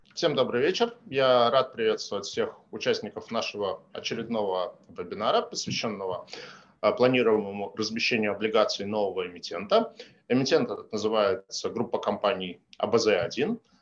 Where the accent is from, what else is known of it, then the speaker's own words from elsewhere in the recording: Saint Petersburg, Russia; мой родной город Санкт-Петербург